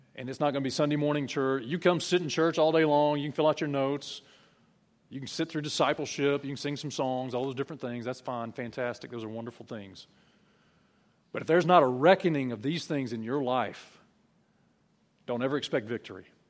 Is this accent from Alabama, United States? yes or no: yes; South Alabama, United States; I'm from South Alabama